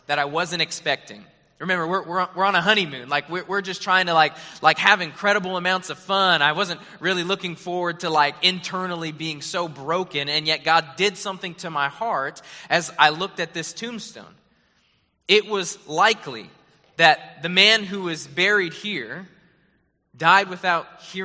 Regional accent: Arizona, United States; moved away; also born or lived in Hawaii / Springfield, Missouri; I was born and raised there

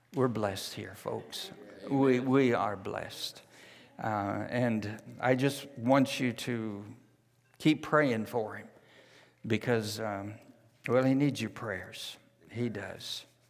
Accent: California, United States; moved away as an adult; also born or lived in New Zealand; Jan and I were raised in California

